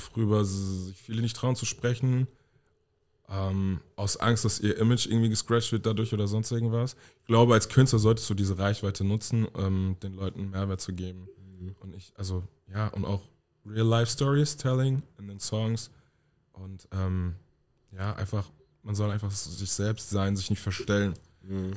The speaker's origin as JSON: {"language": "German", "town": "Hanau", "region": "Hesse", "country": "Germany", "also_born_or_lived": "Berlin", "moved": "as an adult", "lives_now": "North Rhine-Westphalia, Germany", "said": "Komme aus Hanau, habe vier Jahre in Berlin gelebt und bin jetzt ähm, im Frühjahr diesen Jahres weggezogen"}